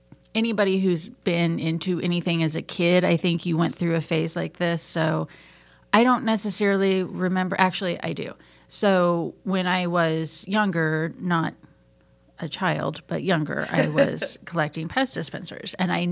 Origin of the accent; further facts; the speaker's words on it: Ozark Mountains, the Ozarks, United States; now in Atlanta, United States; I'm from the Ozark Mountains and I can't enunciate gifts from gifts.